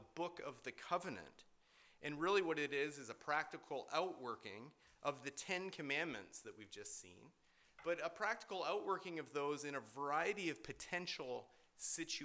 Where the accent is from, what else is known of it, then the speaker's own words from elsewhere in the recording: Canada; I was born in Canada